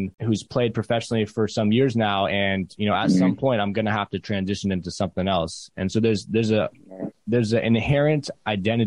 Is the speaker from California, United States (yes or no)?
yes; Oakland, California, United States; Growing up in Oakland is one of the most diverse places in the country